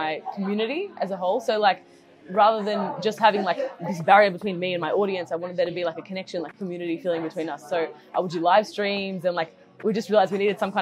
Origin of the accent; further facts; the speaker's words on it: Melbourne, Victoria, Australia; I'm 21 and I'm from Melbourne.